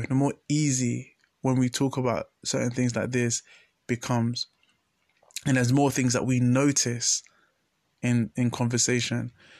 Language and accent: English; Ghana; So, yeah, as a Ghanaian, there's really... not that battle against science and faith.